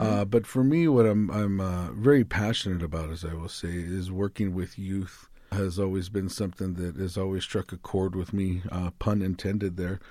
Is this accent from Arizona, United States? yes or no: yes; Tucson, Arizona, United States; I'm from the Boscoyaki tribe here in Tucson, Arizona